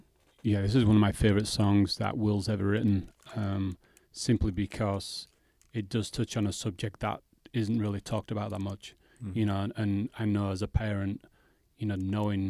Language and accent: English; England, United Kingdom; moved away; I'm English